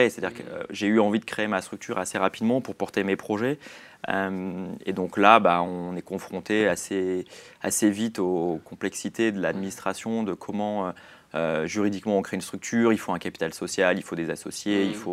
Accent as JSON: {"language": "French", "country": "Switzerland", "moved": "yes", "lives_now": "Paris, France", "said": "j'ai quitté la Suisse et je suis venu à Paris."}